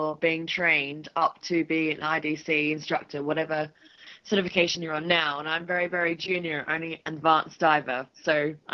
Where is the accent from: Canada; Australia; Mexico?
Australia; Sydney, New South Wales; now in United Kingdom; I'm from Sydney.